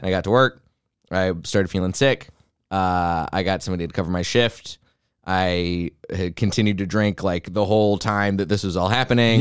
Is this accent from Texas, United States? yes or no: yes; Texas, United States; I didn't really jive with Christianity by the end of my time growing up in Texas